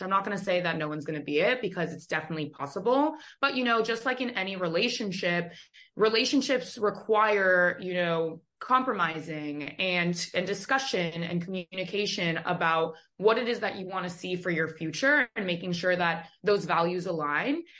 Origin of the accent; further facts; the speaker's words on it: Los Angeles, California, United States; now in Miami, United States; I grew up in Los Angeles